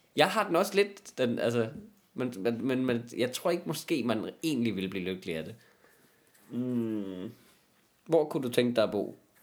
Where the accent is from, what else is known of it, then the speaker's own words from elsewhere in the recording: Jutland, Denmark; i Jylland, hvis du er alene med nogen, ikke, i min hjemstavn